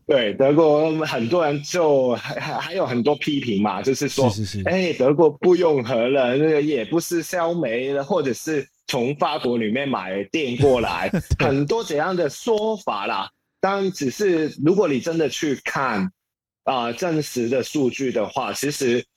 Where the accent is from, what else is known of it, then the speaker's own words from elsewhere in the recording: Hong Kong; Chinese is a second language; moved away as an adult; now in Taipei, Taiwan; 从前我是一个香港人，啊，香港人啊，也在香港，接别人的律师的平工作